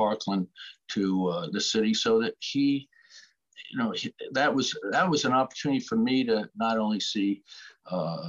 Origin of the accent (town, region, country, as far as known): Connecticut, United States; born or raised there; also born or lived in Boston, Massachusetts / Andover, Massachusetts; now in Charleston, United States